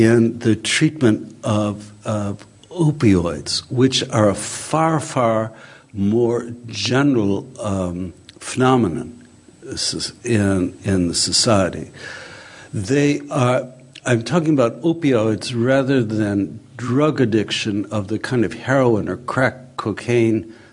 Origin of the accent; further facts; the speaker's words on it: Chicago, Illinois, United States; the housing estate in which I grew up in Chicago in the 1950s